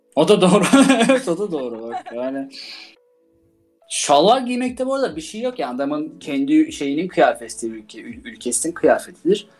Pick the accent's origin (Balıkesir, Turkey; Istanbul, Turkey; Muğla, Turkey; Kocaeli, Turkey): Istanbul, Turkey; moved away; Ben doğup büyüdüğüm şehir olmasına rağmen mesela her gittiğimde İstanbul'a çıldırıyorum yani.